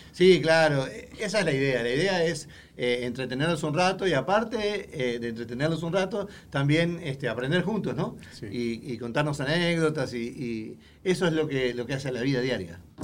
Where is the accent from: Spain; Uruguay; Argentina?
Uruguay; moved away; yo soy uruguayo